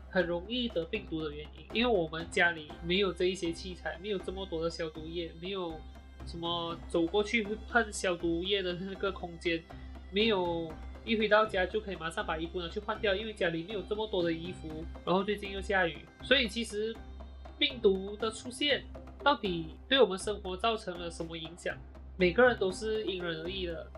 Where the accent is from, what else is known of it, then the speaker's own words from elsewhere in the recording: Malaysia; 我呢是土生土长，马来西亚人